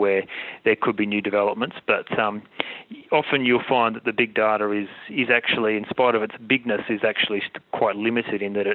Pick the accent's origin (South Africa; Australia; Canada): Australia; as an Australian